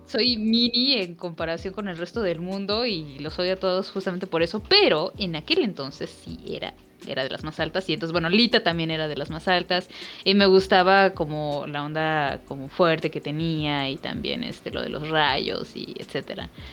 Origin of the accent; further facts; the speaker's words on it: Mexico; accent: Mexican (Valley of Mexico); tenemos un acento sobre todo en el Valle de México